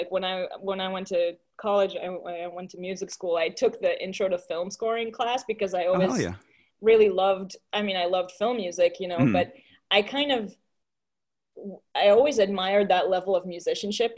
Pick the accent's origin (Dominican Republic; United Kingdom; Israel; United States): Israel; I'm from Israel